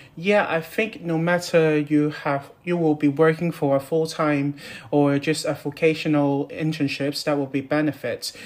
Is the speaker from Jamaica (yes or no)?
no; Hong Kong; moved away as an adult; now in Newcastle upon Tyne, United Kingdom; I'm from Hong Kong